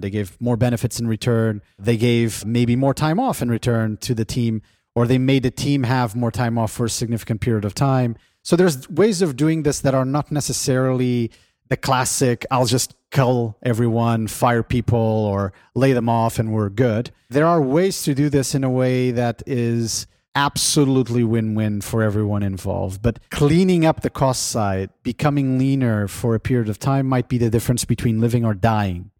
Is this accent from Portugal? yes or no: yes; Portugal; moved away; In my home country of Portugal